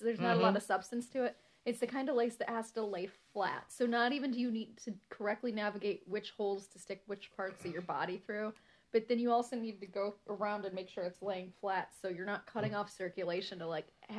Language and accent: English; United States; I'm so American.